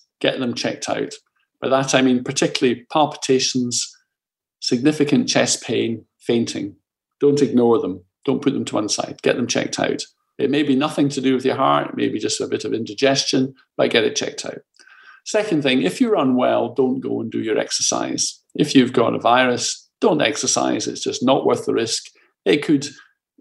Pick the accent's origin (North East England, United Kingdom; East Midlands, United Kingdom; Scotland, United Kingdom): Scotland, United Kingdom; Glasgow; I'm Glaswegian, there we live in deep-fried Mars bars and McDonald's